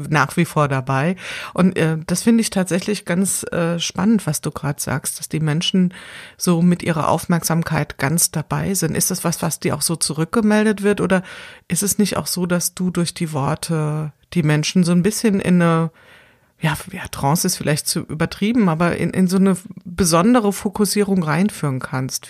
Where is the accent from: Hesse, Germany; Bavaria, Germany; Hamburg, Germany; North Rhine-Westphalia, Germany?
Hesse, Germany; Wiesbaden; ich komme ja hier aus Wiesbaden